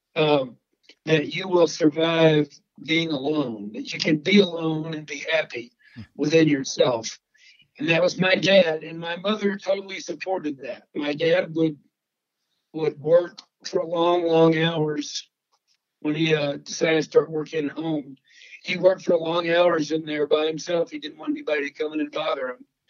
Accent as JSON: {"language": "English", "region": "Texas", "country": "United States", "tie": "born or raised there", "said": "growing up in Texas, being raised by ranchers and veterinarians"}